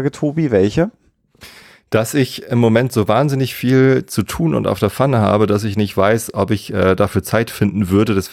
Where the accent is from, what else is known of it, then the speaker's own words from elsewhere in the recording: Germany; also born or lived in Hamburg; Und ich bin in Hamburg geboren. Ich bin südlich von Hamburg aufgewachsen und habe dann in Hamburg studiert und jetzt wohne ich wieder südlich von Hamburg. Also ich bin ein absolutes Landei, der totale normalo Spießer-Typ, äh, wohnt hier auf dem Dorf im Speckgürtel von der Stadt